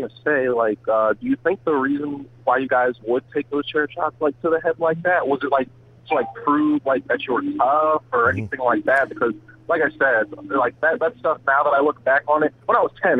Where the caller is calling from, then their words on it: Cleveland, Ohio, United States; I'm calling from Cleveland, Ohio, actually.